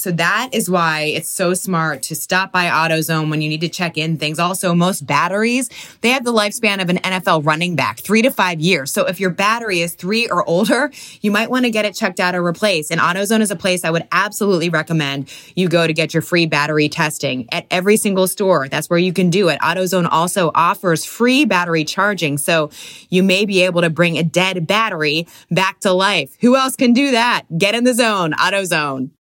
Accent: D.C., Virginia, United States; I'm from Washington, D C, the Virginia area right outside.

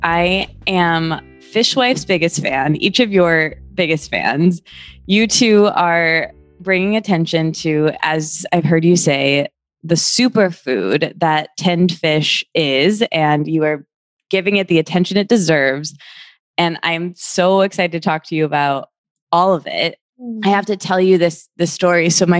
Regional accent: Midwest, United States; So I'm from the Midwest, and I didn't grow up eating tinned fish aside from like tuna salad

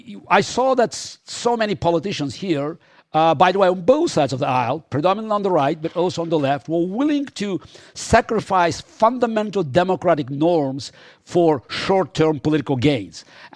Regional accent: Russia; English is a second language; I was born and raised in the Soviet Union, in a totalitarian state, and I saw

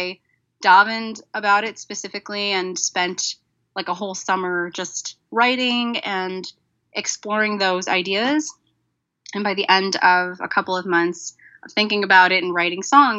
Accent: Chicago, Illinois, United States; also born or lived in Crown Heights; Well, I live in Chicago now, and I'm originally from Chicago, but I did live in Crown Heights for almost 10 years

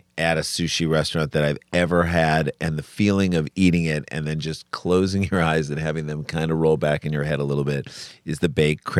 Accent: St. Louis, Missouri, United States; moved away as an adult; also born or lived in New York; now in Los Angeles, United States; we grew up in St. Louis where there just wasn't sushi.

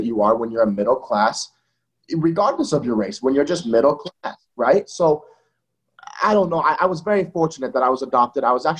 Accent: Napa Valley, California, United States; moved away; also born or lived in Martinez, California / East Los Angeles, California / Utah; And so I was adopted, and then we moved to Napa Valley. I was raised in Napa Valley. Then I moved to Utah because my dad's in the military.

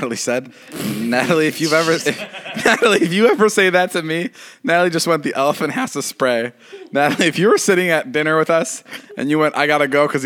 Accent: Midwest, United States; I'm from the Midwest

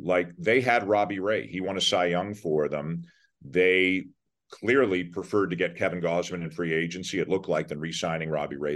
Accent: Toronto, Ontario, Canada; I'm from Toronto too. So I, you know, I grew up, I'm born there, grew up there.

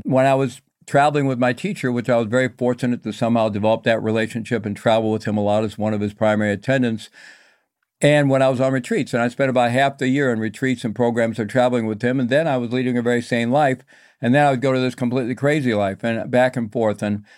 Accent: Midwest, United States; And I grew up in the Midwest, Roman Catholic upbringing, basically a good family

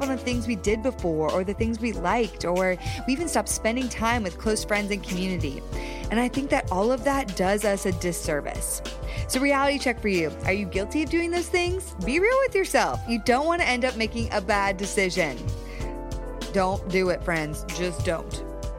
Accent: Connecticut, United States; also born or lived in Texas / New York; now in Los Angeles, United States; No, I grew up, oh my gosh, I grew up in Connecticut, lived in Texas for the last 10 years. Well, my family's been in Texas for 10 years. Then I was in New York, now I'm in LA.

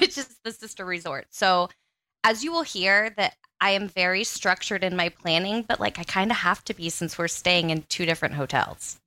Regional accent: Central Pennsylvania, United States; I'm from Central Pennsylvania

